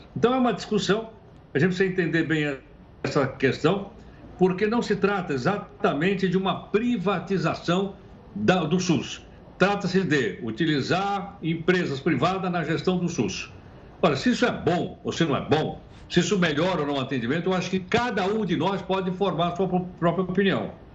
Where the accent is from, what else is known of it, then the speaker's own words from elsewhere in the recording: Brazil; como brasileiros